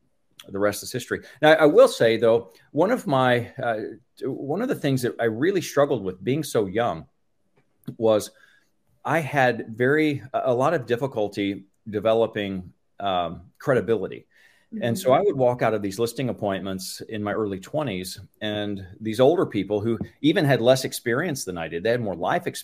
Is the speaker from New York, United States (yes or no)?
no; Tulsa, Oklahoma, United States; Tulsa, Oklahoma, that's my market. That's where I've been since junior high. So I consider myself a local by now.